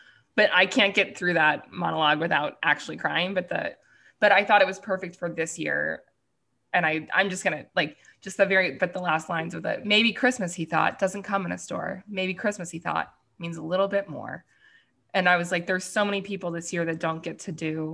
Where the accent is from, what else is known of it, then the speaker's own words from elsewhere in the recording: Virginia, United States; I'm from Virginia.